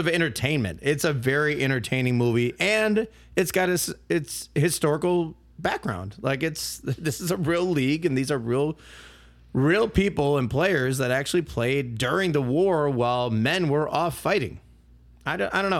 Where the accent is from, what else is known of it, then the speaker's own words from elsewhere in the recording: Milwaukee, Wisconsin, United States; I'm from Milwaukee